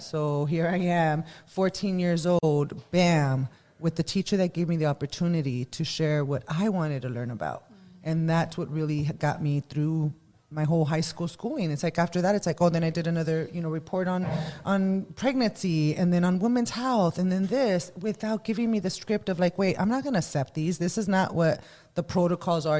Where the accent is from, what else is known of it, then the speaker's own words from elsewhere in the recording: Los Angeles, California, United States; I was born and raised in Boyle Heights